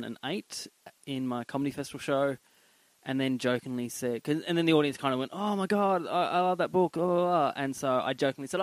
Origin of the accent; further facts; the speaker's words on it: Tasmania, Australia; growing up in Tassie